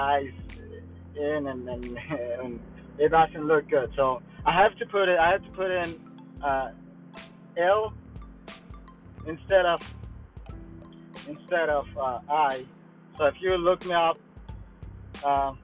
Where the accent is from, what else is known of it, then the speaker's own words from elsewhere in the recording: Guatemala; first language Mayan language; English is a second language; now in Florida, United States; I'm from Florida, but I'm originally from Guatemala.